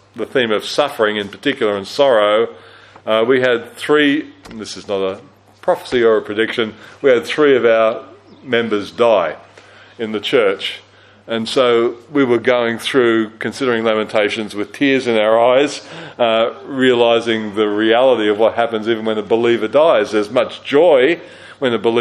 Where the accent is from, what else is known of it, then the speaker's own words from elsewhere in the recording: Australia; also born or lived in Christchurch, New Zealand; as an Australian who'd never experienced an earthquake